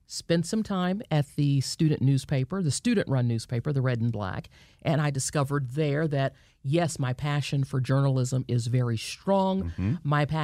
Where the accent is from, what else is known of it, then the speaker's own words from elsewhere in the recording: Marietta, Georgia, United States; Yes, I grew up in Marietta. Went to elementary school here, went to high school here, studied journalism at the University of Georgia